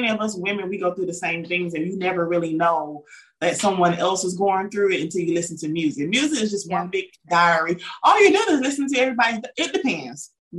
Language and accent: English; the South, United States; also born or lived in Atlanta, Georgia; We're from the South.